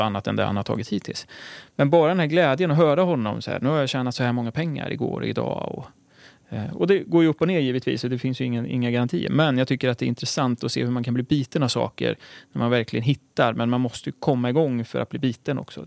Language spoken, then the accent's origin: Swedish; Örebro, Örebro County, Sweden; från Örebro, eh, där jag är uppvuxen